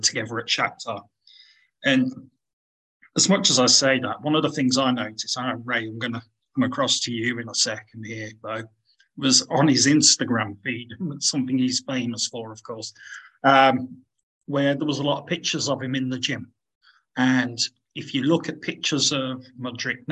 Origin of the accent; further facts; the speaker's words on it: United Kingdom; being a Brit